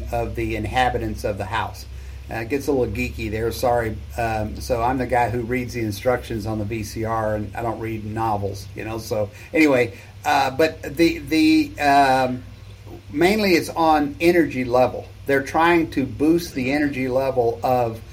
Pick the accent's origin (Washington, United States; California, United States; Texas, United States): Texas, United States; South; I'm from Texas, right? South Texas. We don't have basements here